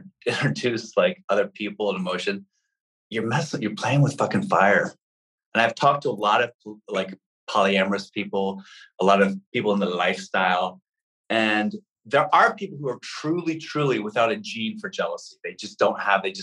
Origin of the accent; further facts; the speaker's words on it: New York City, New York, United States; I'm a red-blooded American kid growing up in Manhattan.